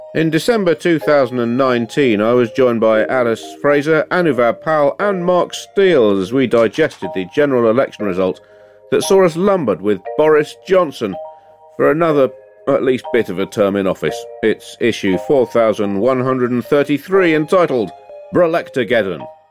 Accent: United Kingdom; we're Britain

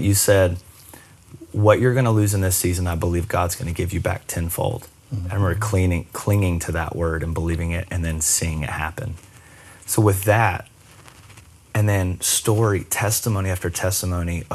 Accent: Myrtle Beach, South Carolina, United States; also born or lived in Charleston, South Carolina; we moved to Charleston from Myrtle Beach

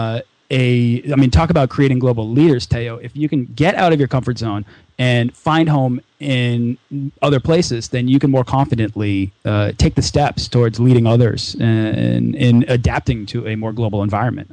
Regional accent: United States; I'm from the United States

